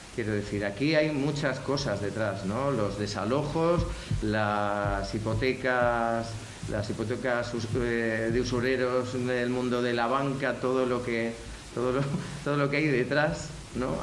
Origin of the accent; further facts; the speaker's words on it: Spain; como español